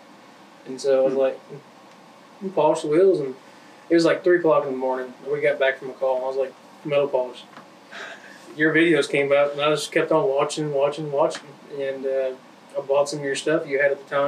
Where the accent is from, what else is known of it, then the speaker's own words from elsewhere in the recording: Arkansas, United States; also born or lived in Tennessee; we moved to where I live at now in that area, in around Tawnytown, Arkansas